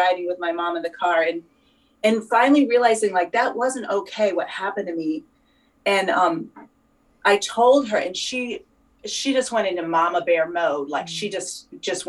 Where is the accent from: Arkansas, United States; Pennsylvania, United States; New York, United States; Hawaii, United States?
New York, United States; now in near Boston, United States; I was born in New York